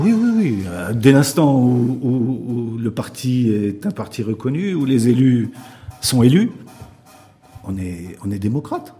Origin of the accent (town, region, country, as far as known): Morocco